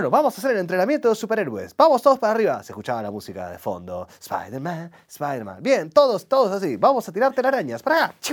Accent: Rosario, Santa Fe, Argentina; Y yo ahí como, para esto me vine de Rosario.

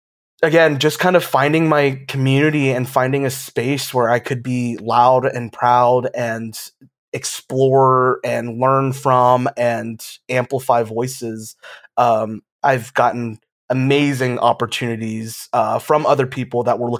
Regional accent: Georgia, United States; now in Florida, United States; I'm originally from Georgia

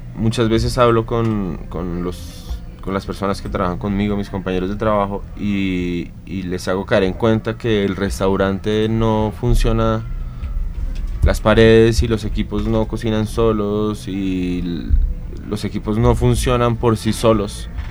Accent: Colombia; moved away; also born or lived in Venezuela / Argentina; yo soy colombiano, soy cocinero.

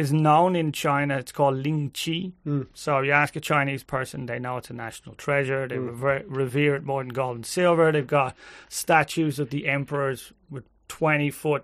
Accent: Ireland; We're Irish

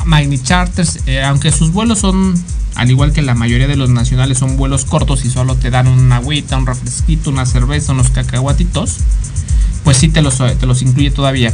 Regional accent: Mexico; nosotros como mexicanos

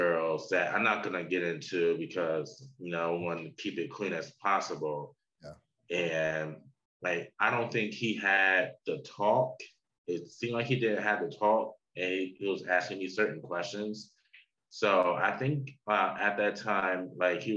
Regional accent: New Jersey, United States; old friend that I grew up with in New Jersey

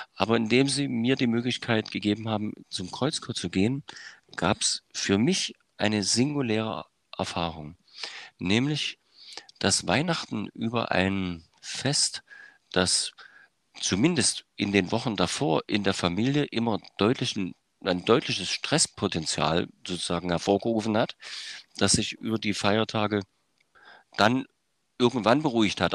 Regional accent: Germany; in der DDR äh, aufgewachsen und sozialisiert

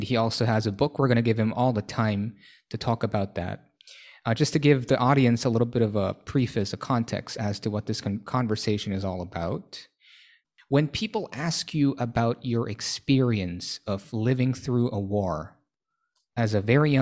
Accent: Manila, Metro Manila, Philippines; English is a second language; moved away as an adult; now in Thailand; originally, I'm from Manila

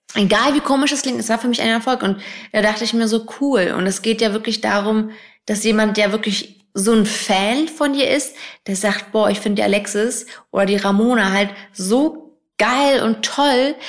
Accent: Hamburg, Germany; moved away as an adult; now in Berlin, Germany; ich bin ja in Hamburg groß geworden, wohne jetzt auch noch nicht lange in Berlin

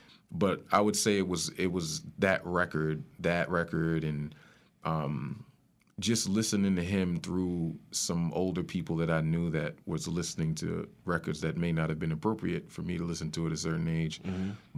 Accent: Spring Valley, New York, United States; also born or lived in Bronx, United States; I grew up in Rockin' County. Okay. Spring Valley, to be specific. I was born in the Bronx, and I was raised out in Rockland.

